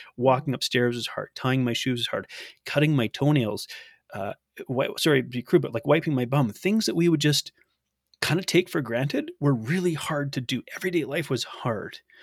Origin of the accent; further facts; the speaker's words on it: Canada; I'm from Canada